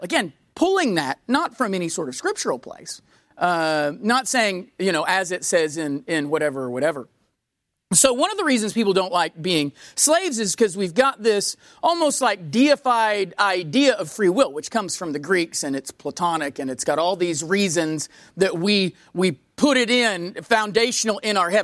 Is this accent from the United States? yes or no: yes; United States; being an American